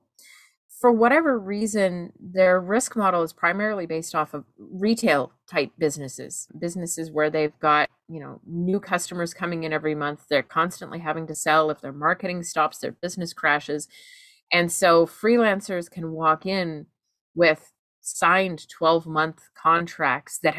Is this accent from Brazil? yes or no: no; Canada; As a Canadian